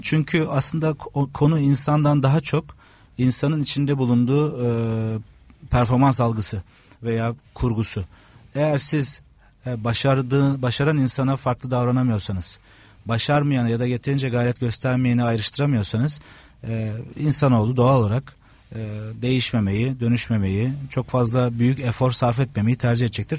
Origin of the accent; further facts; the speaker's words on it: Trabzon, Turkey; moved away as an adult; now in Istanbul, Turkey; Trabzon doğumluyum. Trabzon'da lise sona kadar Trabzon Anadolu Lisesi'nde okuduktan sonra İstanbul'a e, üniversite sebebiyle geldim.